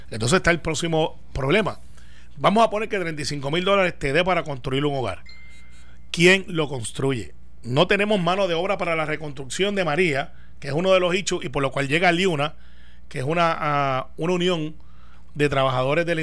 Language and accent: Spanish; Puerto Rico; nací en Puerto Rico y aunque no haya nacido, hubiese sido descendiente de puertorriqueño, pero mi nacionalidad es norteamericana